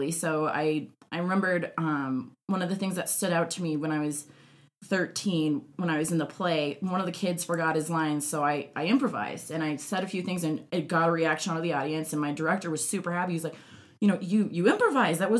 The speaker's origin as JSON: {"language": "English", "region": "Minnesota", "country": "United States", "tie": "born or raised there", "moved": "yes", "lives_now": "Denver, United States", "said": "I grew up in Minnesota"}